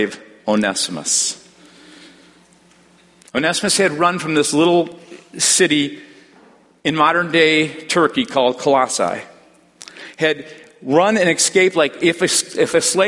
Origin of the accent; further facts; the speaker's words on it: Texas, United States; I'm from Texas